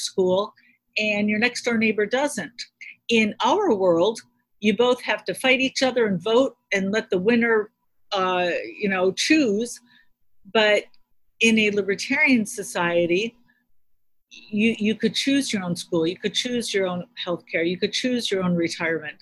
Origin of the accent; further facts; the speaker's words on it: north of Chicago, Illinois, United States; I grew up in Illinois, north of Chicago.